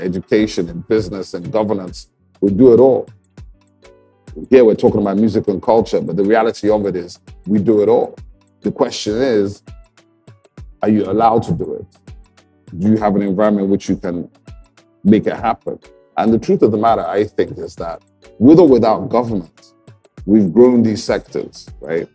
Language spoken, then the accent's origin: English; Enugu, Enugu State, Nigeria; also born or lived in England; when I was eight years old, nine years old, I came back from England to Enugu